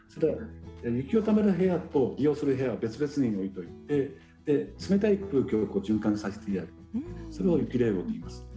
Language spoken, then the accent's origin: Japanese; Sapporo, Hokkaido, Japan; 生まれ育ったのが、えーと、札幌の、まあ、中心近いところ